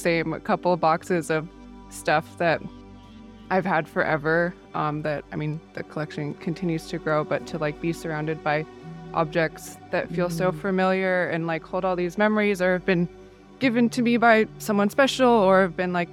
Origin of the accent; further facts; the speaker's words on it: Encinitas, California, United States; also born or lived in San Francisco, United States; now in San Diego, United States; I grew up in Encinitas